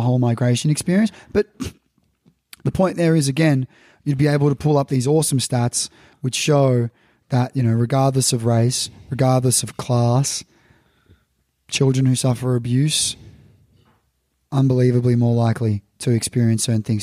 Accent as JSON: {"language": "English", "town": "Melbourne", "region": "Victoria", "country": "Australia", "tie": "born or raised there", "said": "me growing up in Melbourne"}